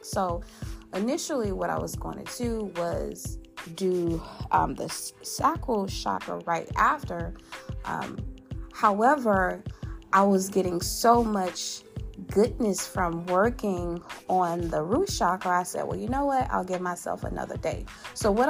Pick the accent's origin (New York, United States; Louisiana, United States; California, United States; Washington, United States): Louisiana, United States; my home state, that boot state, that who that state, you know, the state with the best gumbo and Mardi Gras, you know, that partying state. Y'all know what it is, Louisiana